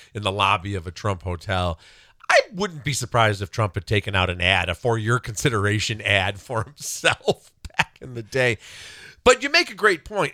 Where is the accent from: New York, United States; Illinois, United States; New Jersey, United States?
Illinois, United States; South Suburbs of Chicago; growing up in the South Suburbs of Chicago in the seventies